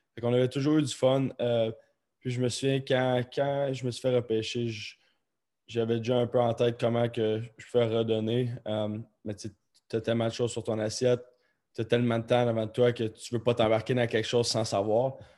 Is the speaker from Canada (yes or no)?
yes; Rimouski, Quebec, Canada; also born or lived in Baie-Comeau / Columbus; moi, j'ai grandi à Bécomo, j'ai grandi à Rimouski